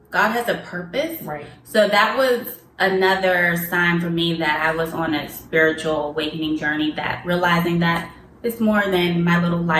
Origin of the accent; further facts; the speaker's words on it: Pittsburgh, Pennsylvania, United States; Growing up in Pittsburgh, in Pittsburgh